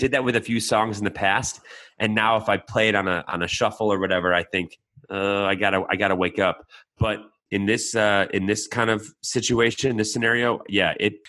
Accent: United States; I'm American.

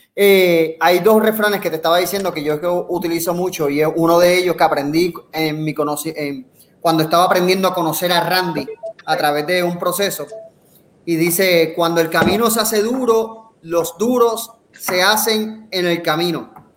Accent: Puerto Rico; nosotros como puertorriqueños en otros países

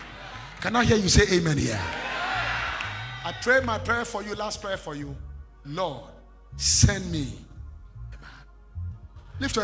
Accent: Kojokrom, Western Region, Ghana; also born or lived in Lagos, Nigeria / Atonsu Bokro, Ghana; I came from Kojokrom straight to Lagos to go to Bible school

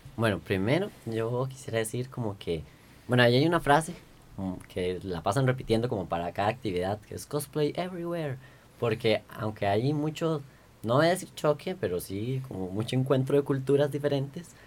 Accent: Costa Rica; somos los ticos

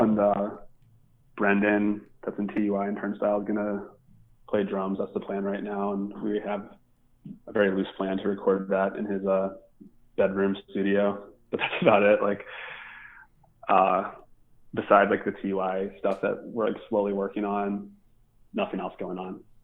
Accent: Baltimore, Maryland, United States; growing up in Baltimore

